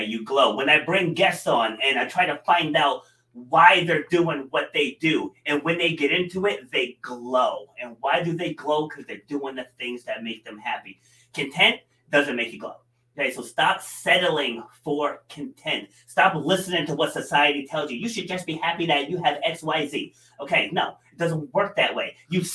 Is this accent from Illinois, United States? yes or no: no; New York, United States; now in Rhode Island, United States; I was born in New York and I have absolutely zero desire to move back there